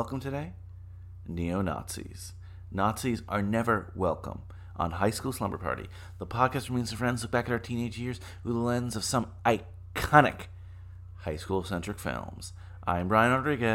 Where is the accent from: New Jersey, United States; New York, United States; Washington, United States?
New York, United States; New York City; my hometown of New York City